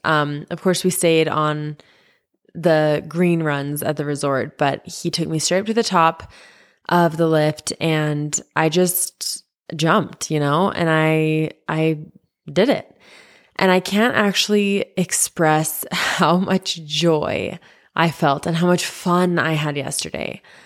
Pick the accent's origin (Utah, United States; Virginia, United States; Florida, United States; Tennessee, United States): Utah, United States; I grew up in Utah